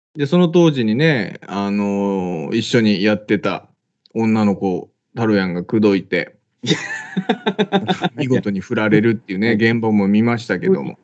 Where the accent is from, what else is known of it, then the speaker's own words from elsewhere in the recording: Saga, Japan; 地元が一緒でね、まあ、地元というか佐賀県、 えー、出身、2人とも佐賀県出身